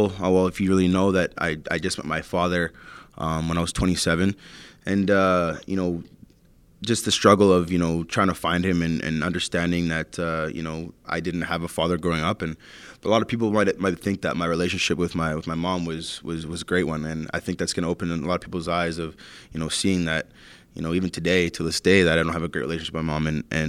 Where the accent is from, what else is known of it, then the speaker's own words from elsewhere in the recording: Canada; the hurdles as being a Canadian junior player, but also the personal struggles that I've been through with my family, my upbringing